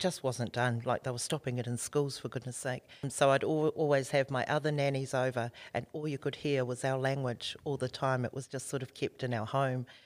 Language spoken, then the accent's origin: English; Auckland, New Zealand; moved away as an adult; now in Australia; we were born and bred in South Auckland in the hood there, Ōtara.